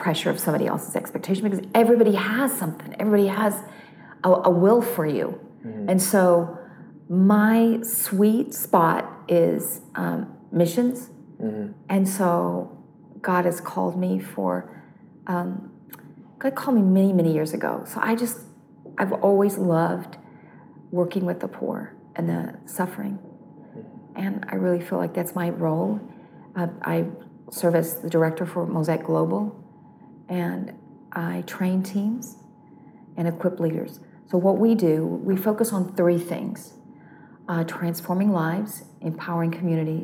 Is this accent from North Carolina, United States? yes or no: yes; North Carolina, United States; growing up in North Carolina, which is on the eastern part of the U.S.